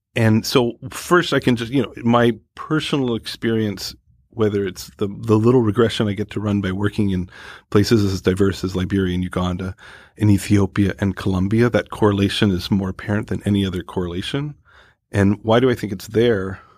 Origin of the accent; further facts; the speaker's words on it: Canada; moved away; I come from Canada